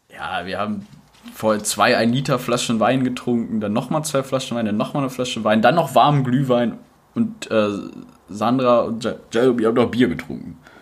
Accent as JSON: {"language": "German", "country": "Germany", "said": "bei uns in Deutschland"}